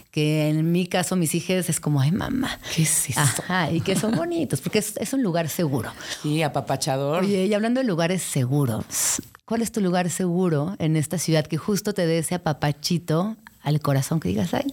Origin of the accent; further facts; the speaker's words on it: Mexico City, Mexico; estos otros talentos que como chilangas tenemos que tener.